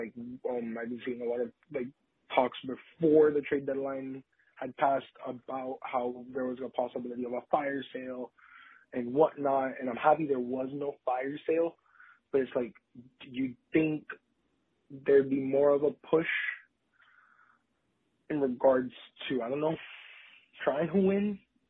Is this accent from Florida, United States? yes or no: yes; Miami, Florida, United States; being I'm from Miami, I'm a Marlins dude